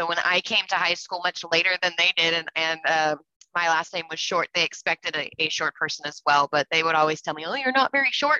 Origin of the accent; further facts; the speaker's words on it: Bay Area, California, United States; also born or lived in Ohio; I grew up here in the Bay Area. I've left a couple times and I always end up back. California is home.